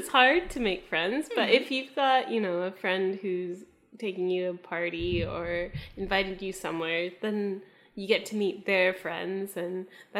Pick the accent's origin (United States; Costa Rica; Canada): Canada; accent: Canadian; moved away; I'm Canadian, so that's the little accent that you might be hearing.